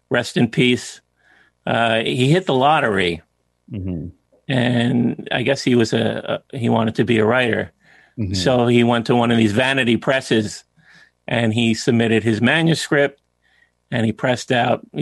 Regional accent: Bayonne, New Jersey, United States; it's about growing up in Bayonne

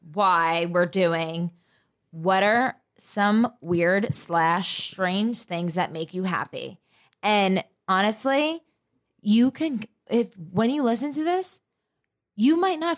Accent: New Jersey, United States; But I'm from Jersey.

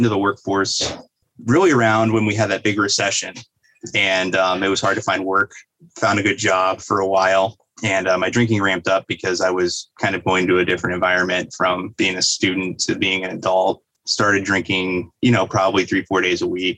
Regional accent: Fort Wayne, Indiana, United States; I'm from Northeast Indiana. I was born in Fort Wayne, Indiana, went to school down in Indianapolis for a period of time, and then eventually moved back up here

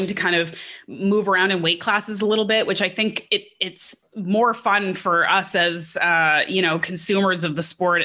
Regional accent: Canada; being a Canadian

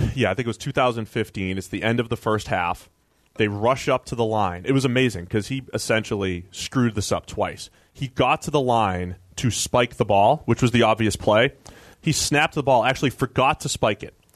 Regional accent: Boston, Massachusetts, United States; my hometown, Boston

